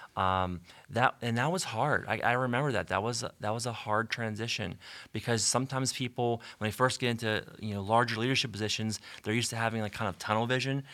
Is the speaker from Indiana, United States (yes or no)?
no; Canonsburg, Pennsylvania, United States; I grew up in Cannonsburg